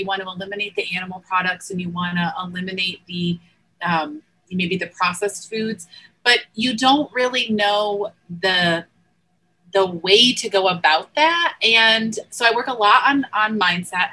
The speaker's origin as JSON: {"language": "English", "region": "Northeast", "country": "United States", "tie": "born or raised there", "moved": "yes", "said": "I grew up in the Northeast"}